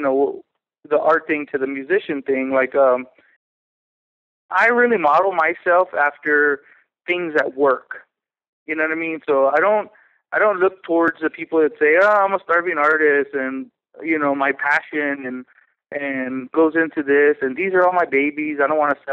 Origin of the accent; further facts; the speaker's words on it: San Antonio, Texas, United States; moved away as an adult; now in Denver, United States; I'm originally from Texas, San Antonio, Texas